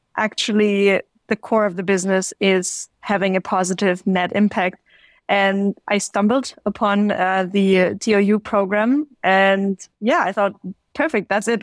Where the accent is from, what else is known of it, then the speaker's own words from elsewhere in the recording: Stuttgart, Baden-Württemberg, Germany; also born or lived in China; I'm originally from Stuttgart, south of Germany